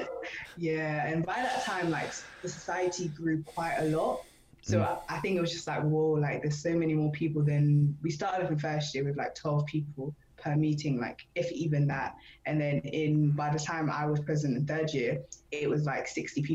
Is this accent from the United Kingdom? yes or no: yes; London, United Kingdom; moved away as an adult; now in Norwich, United Kingdom; I'm from London